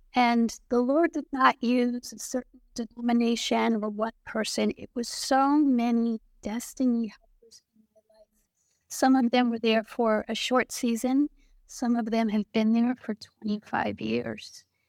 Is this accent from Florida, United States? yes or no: yes; Florida, United States; moved away as an adult; also born or lived in New Jersey / Puerto Rico; now in Haiti; I grew up in Florida, uh, when I was younger, I lived in Puerto Rico